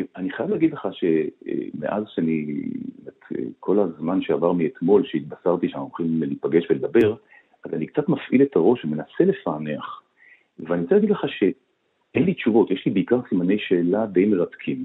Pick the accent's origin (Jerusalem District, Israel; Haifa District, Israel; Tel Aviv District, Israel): Tel Aviv District, Israel; Tel Aviv; אני גדלתי בשנות ה-50-60 בתל אביב